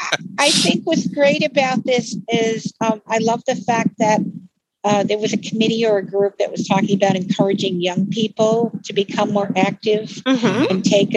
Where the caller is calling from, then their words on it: Utah, United States; And I'm actually calling from Utah.